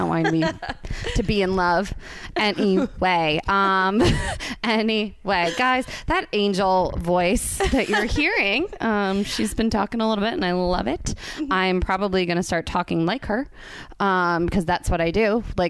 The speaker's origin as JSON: {"language": "English", "town": "Winchester", "region": "Kentucky", "country": "United States", "accent": "country", "moved": "yes", "said": "I'm from Winchester, Kentucky."}